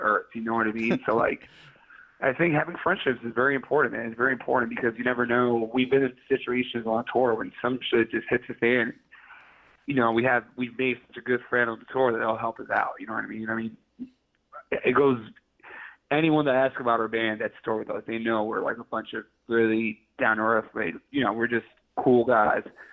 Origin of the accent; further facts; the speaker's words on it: New York City, New York, United States; I'm from Queens